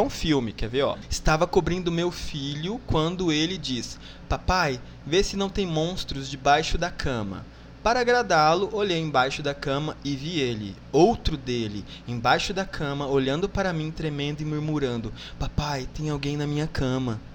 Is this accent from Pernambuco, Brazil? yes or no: no; Miranda, Mato Grosso do Sul, Brazil; moved away; also born or lived in Salobra / Bodoquena; Eu nasci em Miranda e morei um tempinho em Salobra